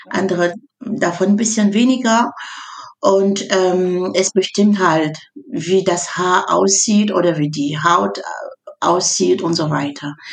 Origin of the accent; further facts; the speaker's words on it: Cameroon; äh, ich komme aus Kamerun. Kommt ich komme aus Kamerun an da.